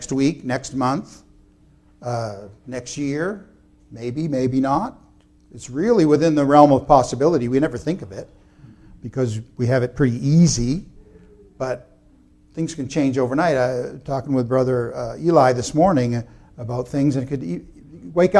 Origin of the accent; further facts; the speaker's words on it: United States; as Americans or even as American Christians